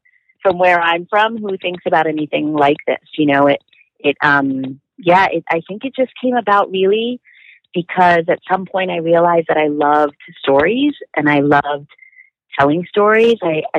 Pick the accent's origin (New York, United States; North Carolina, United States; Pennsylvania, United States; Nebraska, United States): New York, United States; New York City; I'm from the Bronx